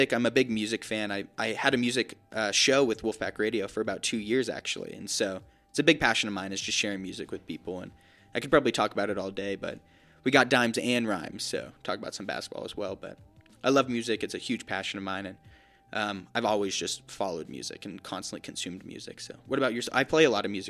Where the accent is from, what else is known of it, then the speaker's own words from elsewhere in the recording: Las Vegas, Nevada, United States; I'm from Vegas, so we don't really have a team